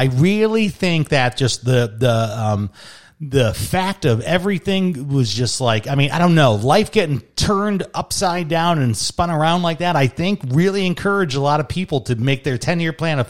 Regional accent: Chicago, Illinois, United States; born or raised there; also born or lived in Michigan; now in Arizona, United States

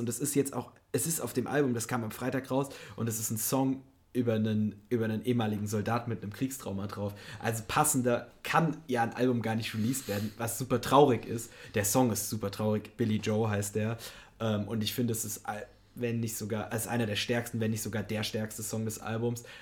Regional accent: Germany; moved away; aus meiner Heimat komme und in der Nähe gab es einfach kein Kino bis, also die nächst, das nächste Kino war in Frankfurt, was halt irgendwie 50 Kilometer oder so weg ist

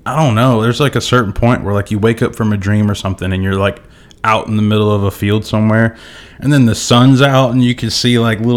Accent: Kentucky, United States; I'm from Kentucky

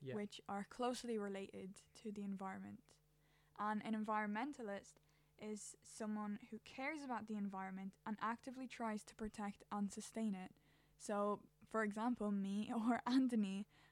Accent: Ireland; I'm an Irish teenager

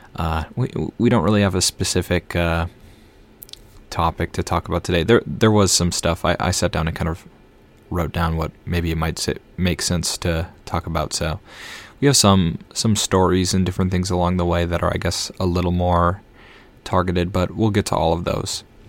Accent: Minnesota, United States; now in Boston, United States; I live in Boston now, but I'm from Minnesota, so I'm a Vikings fan.

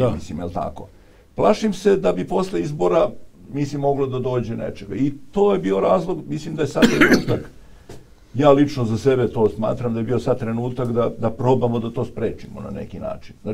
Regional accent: Obrenovac, Belgrade, Serbia; ja sam iz Obrenovca

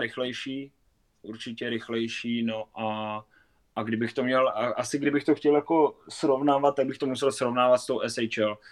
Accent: Kopřivnice, Moravian-Silesian Region, Czechia; also born or lived in Lahti, Finland; Kopřivnice třeba vlastně, odkud pocházím

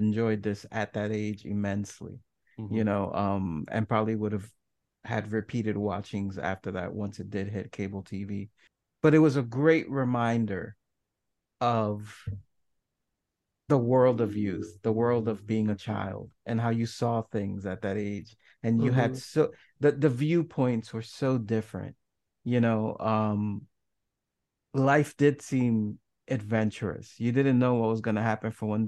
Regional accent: New York City, New York, United States; I grew up in New York City

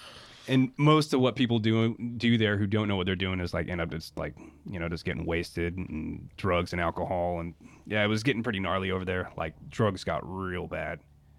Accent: United States; accent: Kiwi; now in New Zealand; They had me in the 80s and I was born in the States and then came here for like the first, I think, 2 or 3 years of my life.

